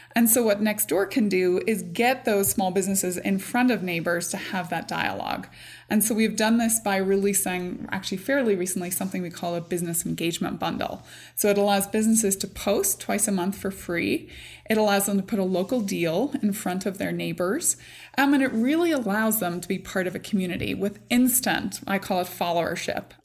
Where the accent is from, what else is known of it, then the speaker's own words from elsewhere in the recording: Northern Ireland, United Kingdom; moved away; I grew up in Northern Ireland. I grew up in a very small community, but I grew up during the Troubles